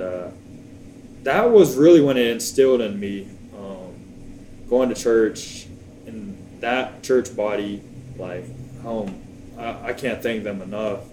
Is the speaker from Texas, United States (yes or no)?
yes; Plano, Texas, United States; also born or lived in Virginia / Tyler, Texas / Brownfield, Texas; grew up in the DFW area, Plano, Texas, 972 area code. Then we ended up moving to Brownfield uh, roughly 10 years ago. Finished high school there